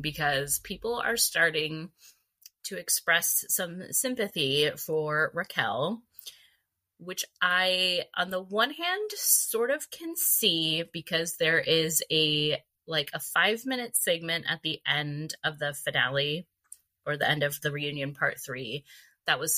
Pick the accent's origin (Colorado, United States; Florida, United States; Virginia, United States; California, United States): California, United States; Valencia; I grew up in Valencia. I went to high school there, went to junior high there